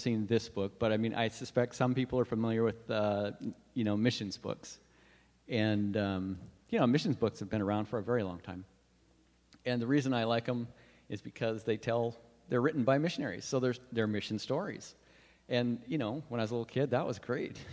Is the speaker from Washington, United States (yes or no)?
yes; Puyallup, Washington, United States; moved away as an adult; now in Papua New Guinea; we're from Puyallup area, which is neighboring to Seattle.